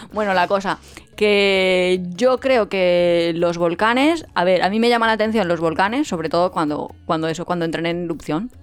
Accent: Alicante, Valencian Community, Spain; somos de Alicante

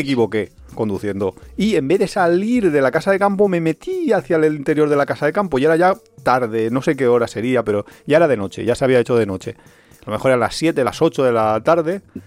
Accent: Valencia, Valencian Community, Spain; somos de Valencia, somos muy paletos

